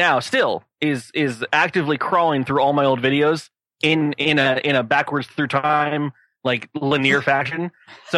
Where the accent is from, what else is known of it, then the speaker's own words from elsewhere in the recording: United States; as an American